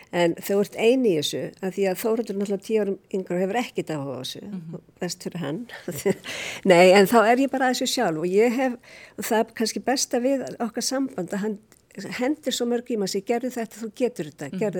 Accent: Reykjavík, Capital Region, Iceland; also born or lived in London; Ég er alveg upp í Reykjavík, Reykjavík Í hvað hverfi? Ég var í Vóakverfi, svo var ég í Skipholtinu

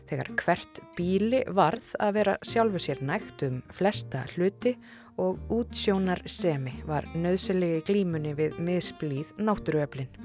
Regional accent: Aðaldalur, Northeastern Region, Iceland; Ég er alveg upp í aðaldal.

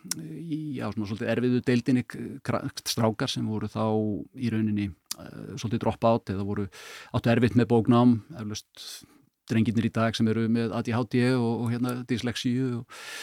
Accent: Kópavogur, Capital Region, Iceland; ég ólst upp í Kópavöunum

